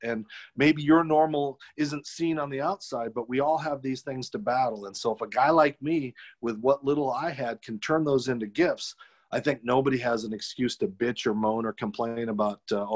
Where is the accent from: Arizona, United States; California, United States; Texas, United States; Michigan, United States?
Arizona, United States; I was born without legs in Arizona